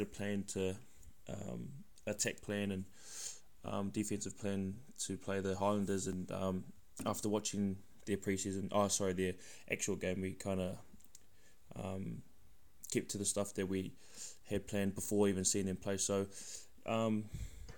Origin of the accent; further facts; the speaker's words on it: Wellington, New Zealand; I'm from Wellington, bro. So grew up in Kilburnie, Wellington